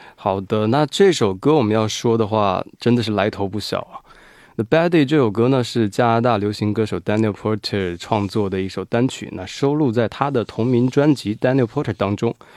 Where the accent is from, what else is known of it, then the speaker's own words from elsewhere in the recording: Wuhan, Hubei, China; now in South Korea; 我是武汉人嘛